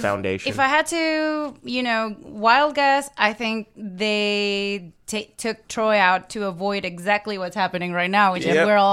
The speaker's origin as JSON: {"language": "English", "country": "Venezuela", "second_language": "English", "moved": "yes", "lives_now": "United States"}